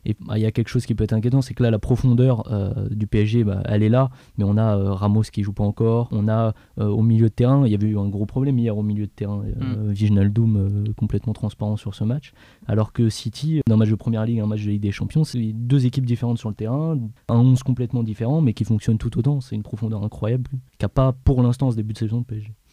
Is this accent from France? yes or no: yes; France; en tant que Français